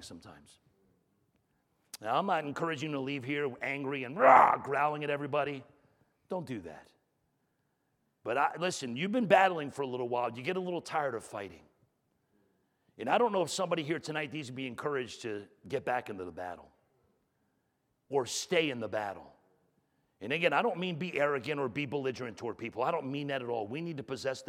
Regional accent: New York, United States; moved away; I grew up in New York

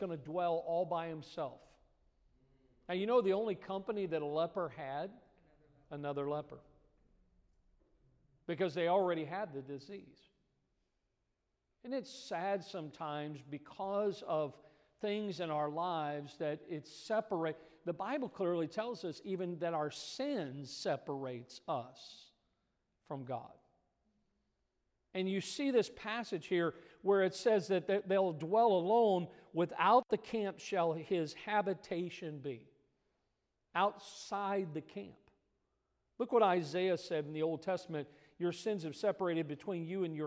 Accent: Midwest, United States; moved away; I grew up in the Midwest

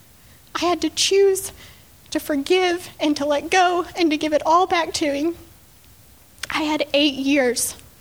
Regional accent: Texas Panhandle, United States; I woke up in a hospital in Dallas, Texas, which was 6 hours away from my hometown

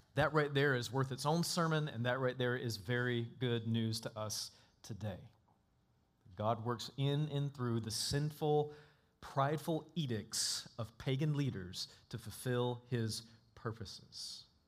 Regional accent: North Florida, United States; Growing up in North Florida

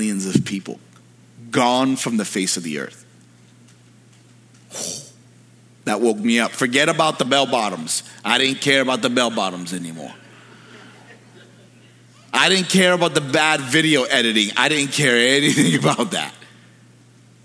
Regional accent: New York City, New York, United States; now in Pennsylvania, United States; When I was a kid, I grew up in New York City

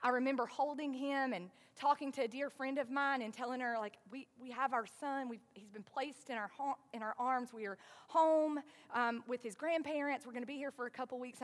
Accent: the South, United States; accent: southern; my southern accent is going to say hairy sometimes instead of hurry

